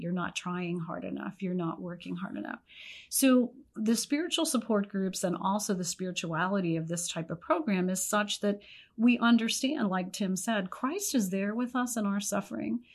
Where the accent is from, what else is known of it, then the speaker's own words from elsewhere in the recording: Pennsylvania, United States; moved away; I was from Pennsylvania